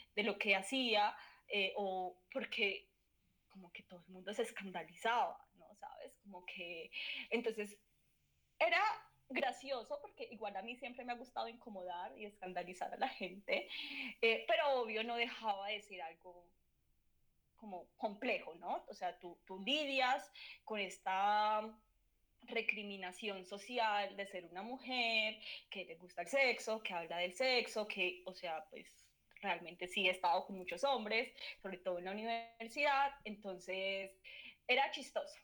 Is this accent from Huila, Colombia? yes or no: no; Manizales, Caldas, Colombia; also born or lived in Pereira; en Manizales viví también cuando era chiquita, como hasta los 10 años, pero mi adolescencia fue en Pereira